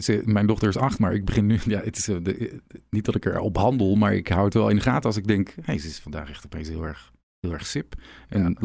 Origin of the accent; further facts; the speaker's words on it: Dordrecht, South Holland, Netherlands; moved away; also born or lived in Den Bosch / Breda / Eindhoven; ik ben in Dordrecht geboren.